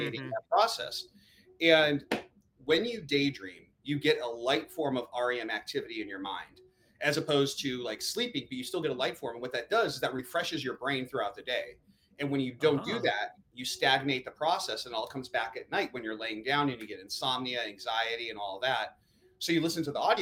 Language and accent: English; Chicago, Illinois, United States; now in California, United States; I'm originally from Chicago